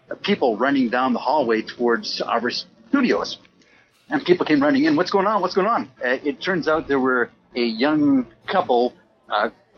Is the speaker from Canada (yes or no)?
yes; Weyburn, Saskatchewan, Canada; my hometown of Weyburn, Saskatchewan